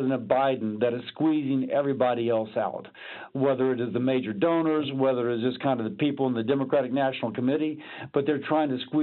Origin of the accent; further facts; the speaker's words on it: Louisiana, United States; I'm from Louisiana.